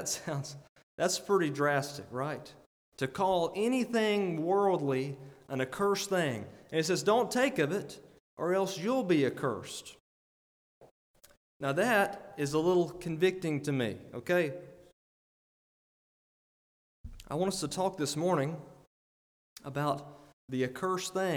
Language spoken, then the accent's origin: English; Alabama, United States; I'm from Alabama.